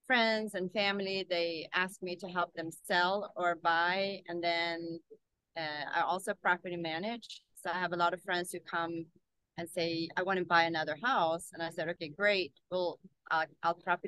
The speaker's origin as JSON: {"language": "English", "country": "Sweden", "tie": "born or raised there", "also_born_or_lived": "South Korea", "moved": "as an adult", "lives_now": "Nashville, United States", "said": "I was born in South Korea, but I grew up in Sweden. So I came here in 1998"}